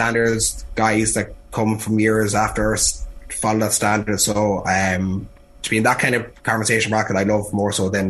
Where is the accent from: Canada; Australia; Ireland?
Ireland; Cavan, Ulster; I grew up in Cavan as well